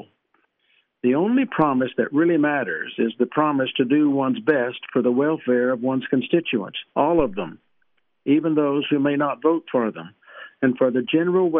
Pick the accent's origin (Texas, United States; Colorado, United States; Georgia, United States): Texas, United States; East; I grew up in East Texas